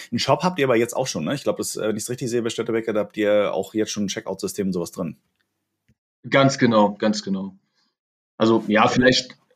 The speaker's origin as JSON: {"language": "German", "region": "Hamburg", "country": "Germany", "said": "tatsächlich, ich komme aus Hamburg und ja. in Hamburg gibt's halt dieses Störtebecker Bier"}